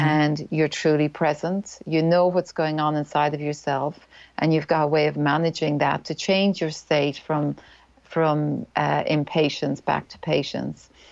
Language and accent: English; Ireland; accent: Irish; moved away as an adult; now in New Zealand; I'm Irish. That's the accent.